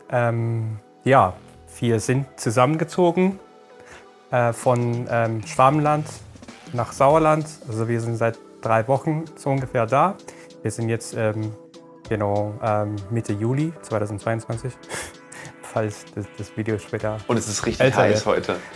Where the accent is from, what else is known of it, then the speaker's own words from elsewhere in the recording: Iran; moved away as an adult; now in Germany; ich komme aus dem Iran und dann, ich habe dort ähm, studiert einmal, also ich, ich bin dort in die Schule gegangen und so und dann habe ich dort Zahntechnik studiert